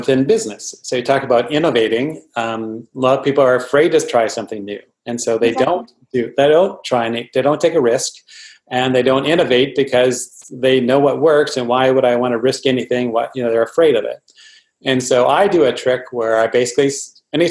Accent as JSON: {"language": "English", "region": "Minnesota", "country": "United States", "tie": "born or raised there", "said": "I grew up in Minnesota where it was really cold"}